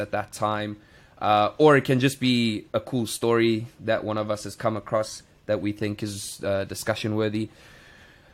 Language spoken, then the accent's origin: English; South Africa; now in Thailand; we are both from South Africa